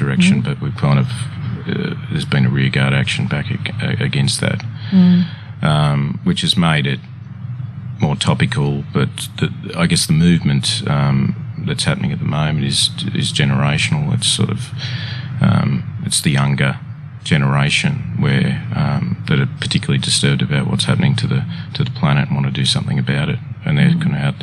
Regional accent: Sylvania, New South Wales, Australia; I grew up in Sylvania in the Sutherland Shire.

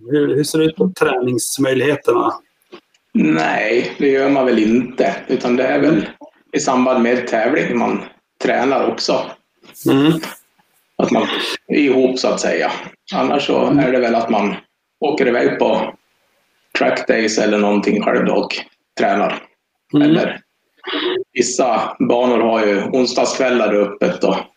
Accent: Norberg, Västmanland, Sweden; Vi kommer från Norberg

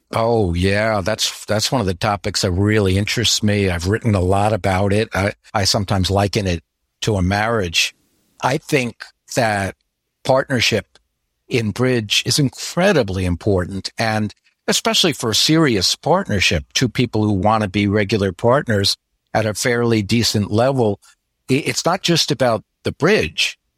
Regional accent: United States; moved away as an adult; now in Florida, United States; I grew up in the New York area

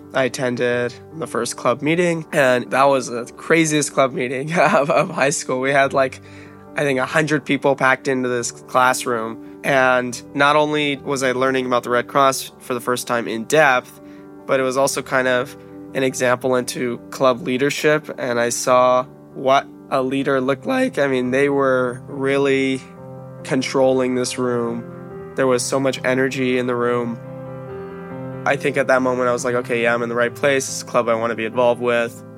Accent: Long Beach, California, United States; I grew up in Long Beach, California

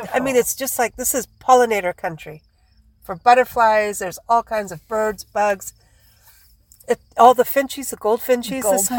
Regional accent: Southwest, United States; You know, we come from the Southwest, you know, and we know the roadrunners do not belong out here.

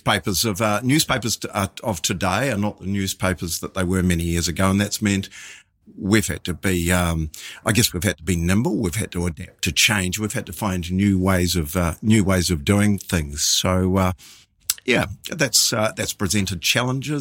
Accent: Waikato, New Zealand; now in Mount Maunganui, New Zealand; living at the time and growing up in the Waikato.

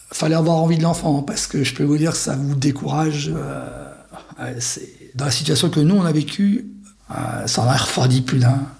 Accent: Vendée, Pays de la Loire, France; moved away; moi je suis de Vendée

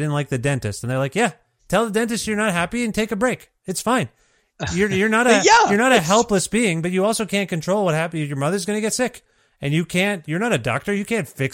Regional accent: Ontario, Canada; moved away as an adult; now in Alberta, Canada; I'm from Ontario. Canada

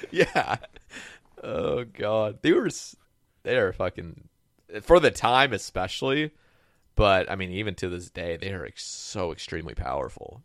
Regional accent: Oregon, United States; moved away; I grew up on the West Coast, like Oregon

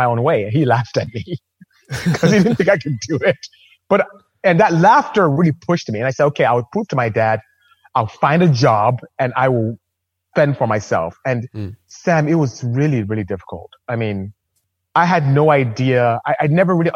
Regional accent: Nigeria; now in United States; as you can hear from my accent, I'm not American. I'm not from here. I'm Nigerian, actually. I'm from West Africa

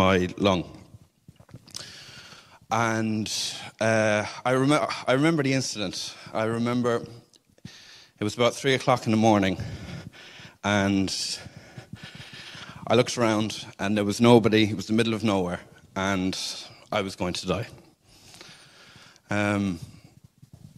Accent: Cork, Munster, Ireland; I'm from Cork, and I was raised in a Catholic house

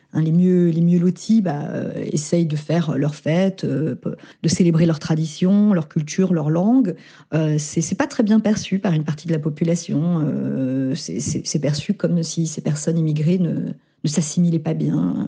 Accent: France; je me sens française, hein, je suis née en France, je pense que je suis ce que je suis grâce à ma famille et aussi en partie grâce à l'école, française

